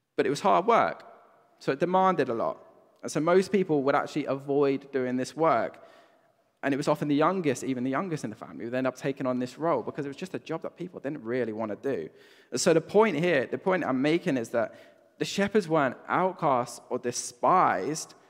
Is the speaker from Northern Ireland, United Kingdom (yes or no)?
no; Brighton, South East England, United Kingdom; moved away; I grew up in Brighton